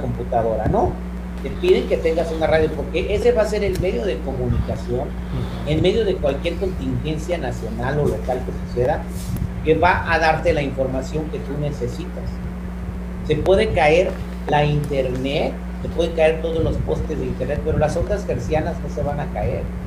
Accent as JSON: {"language": "Spanish", "town": "Morelia", "region": "Michoacán", "country": "Mexico", "tie": "born or raised there", "also_born_or_lived": "San Francisco, California, United States", "moved": "as an adult", "lives_now": "United States", "said": "Me siento michoacano porque viví eh, toda mi infancia en Morelia, Michoacán, hasta que me vine a vivir a los Estados Unidos de vuelta a los 18, pero yo nací en, San Francisco, California."}